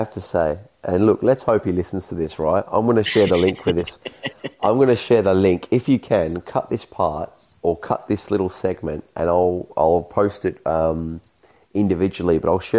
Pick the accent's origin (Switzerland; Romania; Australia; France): Australia; me being Australian